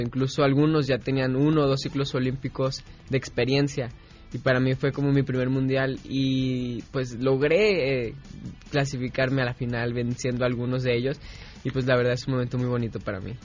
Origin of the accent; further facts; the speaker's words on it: Guadalajara, Jalisco, Mexico; Sí, nací en Guadalajara